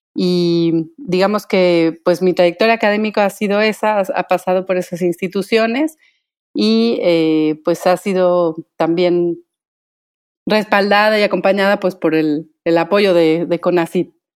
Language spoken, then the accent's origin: Spanish; Michoacán, Mexico; soy originaria de Michoacán